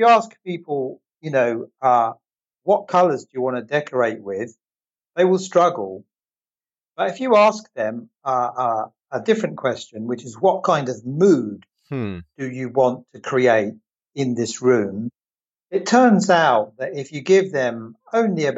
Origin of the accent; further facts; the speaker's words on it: England, United Kingdom; moved away; I'm originally from England